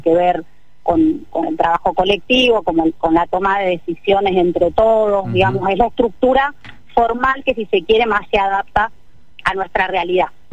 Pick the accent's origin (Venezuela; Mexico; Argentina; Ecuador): Argentina; Mendoza; para un mendocino